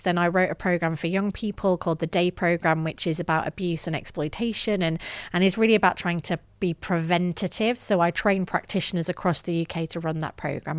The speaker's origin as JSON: {"language": "English", "region": "the north of England", "country": "United Kingdom", "tie": "born or raised there", "said": "grew up in the north of England, as my accent may betray"}